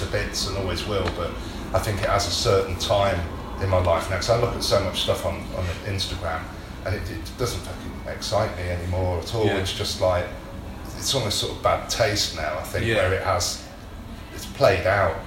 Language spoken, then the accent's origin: English; North Wales, United Kingdom; moved away as an adult; also born or lived in Coventry; now in London, United Kingdom; I was born in London. I grew up up north, North Wales.